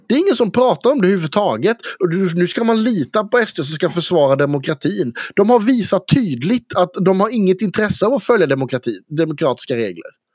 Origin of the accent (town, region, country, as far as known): Karlskrona, Blekinge, Sweden; accent: Blekinge dialect; also born or lived in Fågelmara